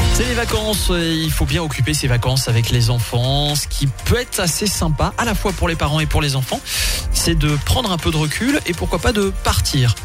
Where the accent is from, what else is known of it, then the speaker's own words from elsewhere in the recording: Alsace, Grand Est, France; chez nous en Alsace